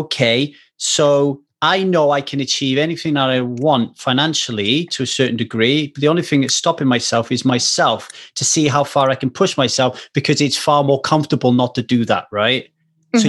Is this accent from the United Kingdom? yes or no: yes; United Kingdom; moved away as an adult; now in United States; I'm a British guy living in America